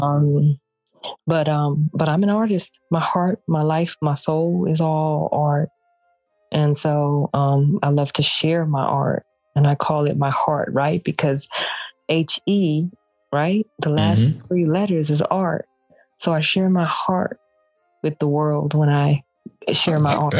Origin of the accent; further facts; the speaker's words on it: Houston, Texas, United States; now in Gwinnett County, United States; I'm a down home sister girl from the South. I'm from Houston, Texas